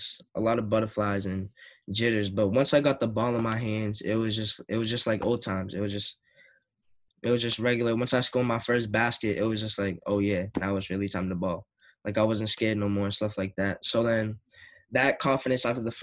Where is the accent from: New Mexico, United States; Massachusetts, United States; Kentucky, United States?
Massachusetts, United States; Lynn; I grew up in Lynn, so everybody from Lynn would come to my games